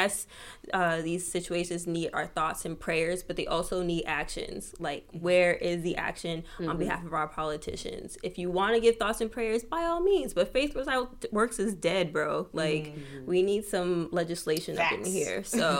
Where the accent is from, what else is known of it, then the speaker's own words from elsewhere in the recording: South Florida, United States; moved away; I'm from South Florida.